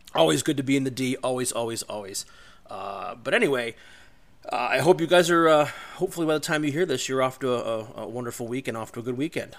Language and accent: English; Olmsted Falls, Ohio, United States; located in Olmsted Falls, Ohio, eh, where I grew up.